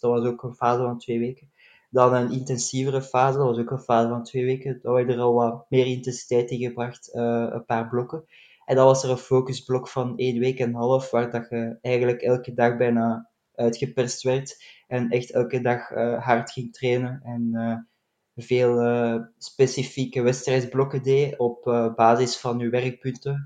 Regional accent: Belgium; als Belgen

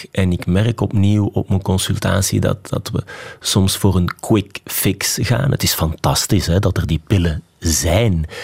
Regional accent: Flanders, Belgium; now in Liège, Belgium; ik vind dat we als Vlamingen Wallonië onvoldoende goed kennen. Hè. Ik, ik woon nu inderdaad in Luik.

